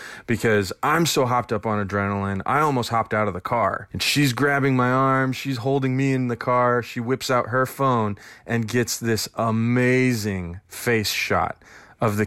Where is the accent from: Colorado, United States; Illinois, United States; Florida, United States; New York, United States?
Colorado, United States; Denver; I'm from Denver, Colorado